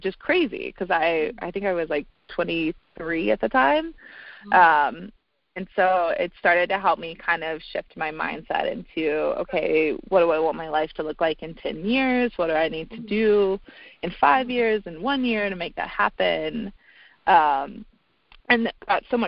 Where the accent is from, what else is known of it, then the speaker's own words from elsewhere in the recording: North Carolina, United States; moved away as an adult; also born or lived in Vail, Colorado; now in Denver, United States; I moved back home from Vail for about a year to North Carolina